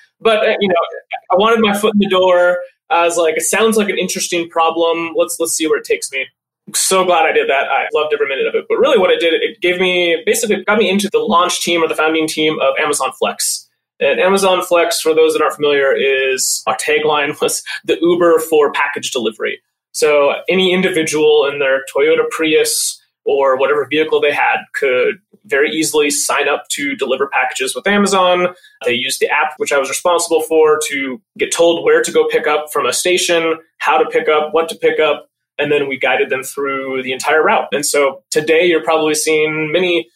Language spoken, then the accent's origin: English; north central Montana, United States; moved away as an adult; also born or lived in Seattle area; now in Seattle, United States; I originally grew up in Montana. So I'm a Montana farm boy, born and raised. Small town, less than 1,000 people, kind of in north central Montana